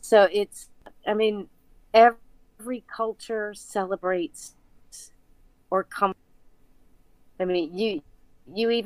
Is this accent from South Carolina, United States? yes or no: no; South Louisiana, United States; I'm from South Louisiana.